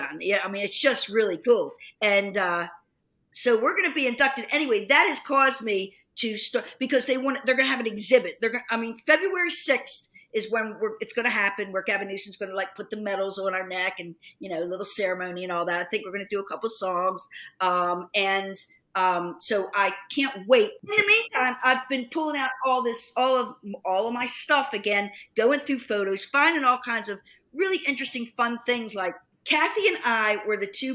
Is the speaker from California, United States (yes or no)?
no; Dundalk, Maryland, United States; moved away; I'm just from Dundalk